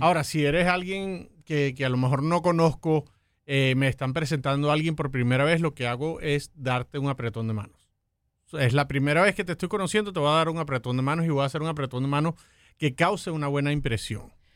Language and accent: Spanish; Venezuela; now in United States; Yo soy de Venezuela